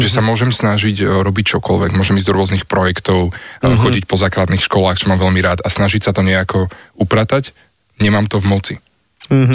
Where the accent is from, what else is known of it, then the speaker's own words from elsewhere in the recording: Senec, Bratislava Region, Slovakia; moved away as an adult; also born or lived in Denmark; now in Bratislava, Slovakia; ja som z Osenca a teraz bývam v Bratislave